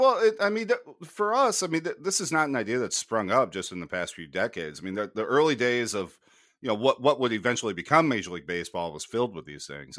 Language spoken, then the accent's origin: English; United States; growing up in American sports culture